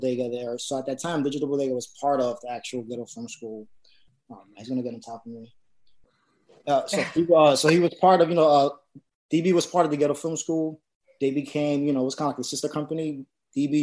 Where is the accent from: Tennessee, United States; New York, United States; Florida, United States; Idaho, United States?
New York, United States; New York City; I'm a producer from the South Bronx. I've been living in the Bronx my entire life.